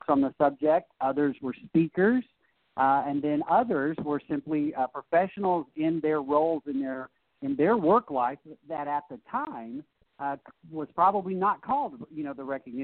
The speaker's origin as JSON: {"language": "English", "region": "the South", "country": "United States", "said": "And I'm from the South, so I'm a Southerner"}